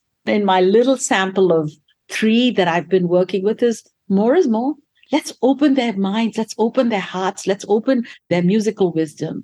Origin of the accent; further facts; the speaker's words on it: India; moved away; there's a little town that I grew up in India